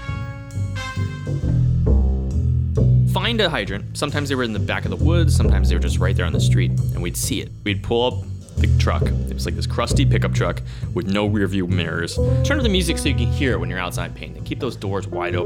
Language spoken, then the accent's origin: English; D.C., Virginia, United States; I am from Virginia, right outside of Washington, D.C.